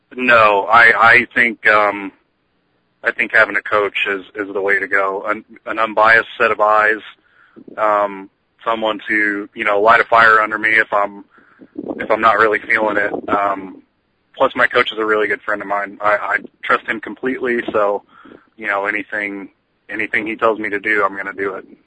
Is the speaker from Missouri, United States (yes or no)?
yes; St. Louis, Missouri, United States; also born or lived in southern Indiana; I'm from St. Louis, Missouri, uh, by way of uh, southern Indiana, a little podunk town you never heard of.